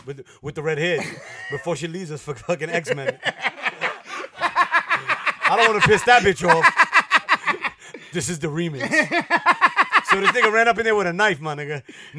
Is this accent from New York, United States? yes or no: yes; New York City, New York, United States; I'm from the Bronx